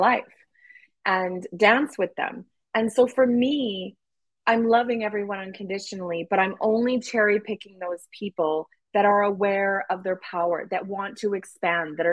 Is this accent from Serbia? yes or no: no; Canada; I'm white Canadian